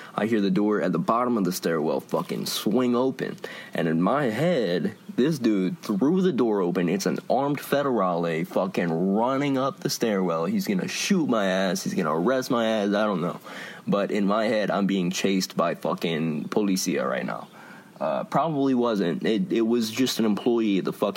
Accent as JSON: {"language": "English", "town": "Lafayette", "country": "United States", "tie": "born or raised there"}